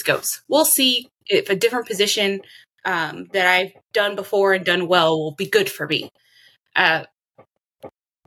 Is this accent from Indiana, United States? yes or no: no; Austin, Texas, United States; I was raised in Austin, Texas, and the surrounding areas by mostly my mother